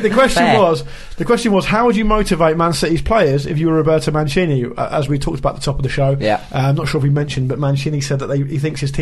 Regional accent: Fareham, South East England, United Kingdom; That's where I'm from

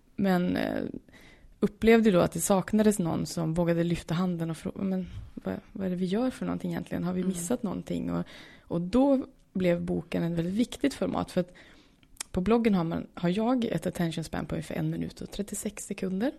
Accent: Norrland, Sweden; kommer från Norrland

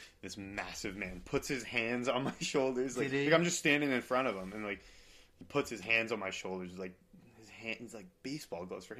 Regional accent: Boston, Massachusetts, United States; I'm from Boston

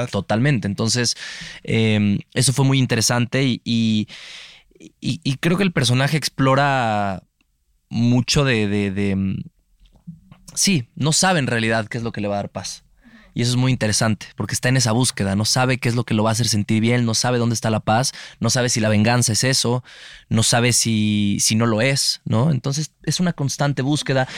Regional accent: Mexico; como mexicanos

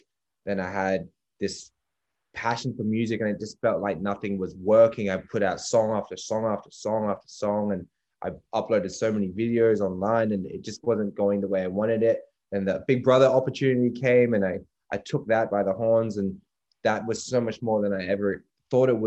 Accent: Perth, Western Australia, Australia; that's my hometown

